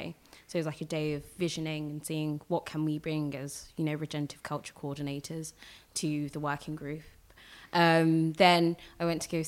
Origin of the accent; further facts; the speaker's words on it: London, United Kingdom; I was born in London. I was born in Whittington Hospital, 13th of March. I grew up in Tottenham primarily.